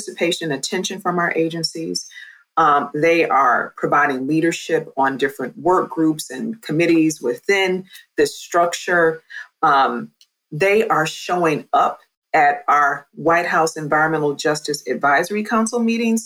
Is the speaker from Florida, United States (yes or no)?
no; Ohio, United States; I'm from Ohio